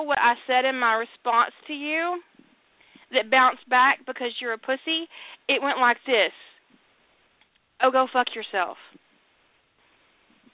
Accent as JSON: {"language": "English", "region": "the South", "country": "United States", "said": "I'm from the South"}